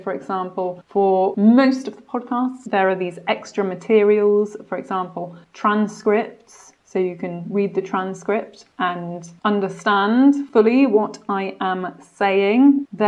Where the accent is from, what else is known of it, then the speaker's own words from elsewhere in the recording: Wales, United Kingdom; accent: received pronunciation; I would say my accent is quite neutral, quite in line with received pronunciation. Why is that? It's because both of my parents are English, so I didn't pick up a Welsh accent. And because Monmouthshire is a very English part of Wales